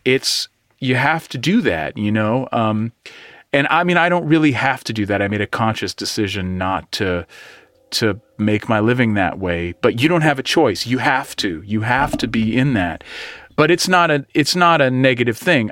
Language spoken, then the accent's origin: English; East Bay, California, United States; I'm from the East Bay